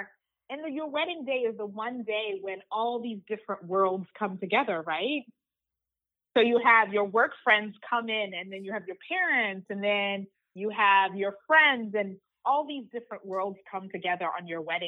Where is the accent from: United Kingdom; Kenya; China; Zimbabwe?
Zimbabwe; also born or lived in Uganda; I was born in Uganda, which is a small country in East Africa. I grew up in Zimbabwe because Uganda had some political turmoil.